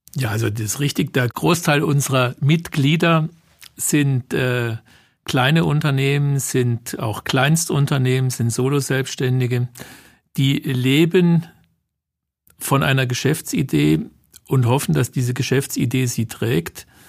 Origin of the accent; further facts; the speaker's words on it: Germany; wir Deutschen